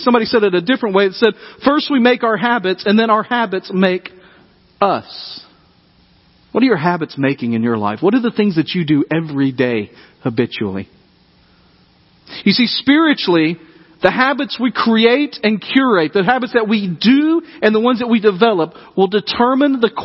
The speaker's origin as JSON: {"language": "English", "town": "Dyersburg", "region": "Tennessee", "country": "United States", "tie": "born or raised there", "said": "when I was growing up in Dyersburg, Tennessee"}